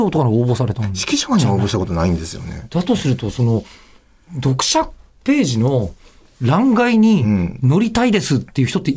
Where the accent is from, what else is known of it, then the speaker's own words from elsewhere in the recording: Osaka, Japan; moved away as an adult; now in Tokyo, Japan; ご地元大阪ですよ